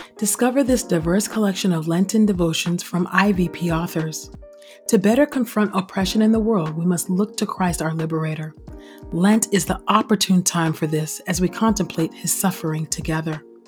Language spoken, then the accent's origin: English; California, United States; also born or lived in Los Angeles; I'm from California, right, and fr, and I lived in L A for many, many years